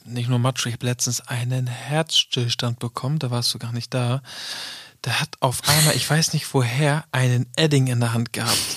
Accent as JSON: {"language": "German", "region": "Northern Germany", "country": "Germany", "said": "ich komme aus dem Norden"}